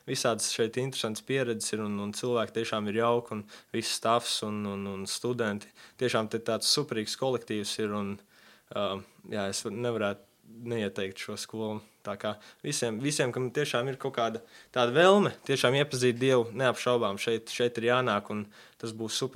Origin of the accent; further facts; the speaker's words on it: Texas, United States; born there; also born or lived in Latvia; es piedzimu, pats piedzimu Amerikā, Jā, Teksas štatā. Piedzimu sportista ģimenē.